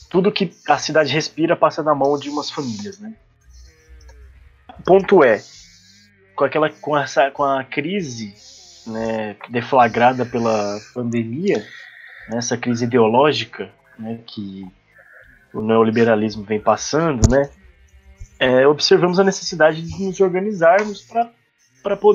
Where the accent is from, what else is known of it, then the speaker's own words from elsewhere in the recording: interior of São Paulo, Brazil; moved away; a cidade onde de onde eu vim, né, de onde eu venho, sou nascido, passei grande parte da minha vida, ela, ela se localiza no interior de São Paulo, né? uma cidade historicamente conservadora